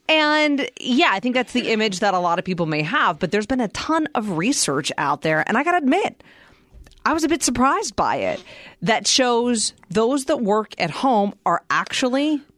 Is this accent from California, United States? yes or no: no; Pittsburgh, Pennsylvania, United States; now in Arizona, United States; as a kid growing up in Pittsburgh, Pennsylvania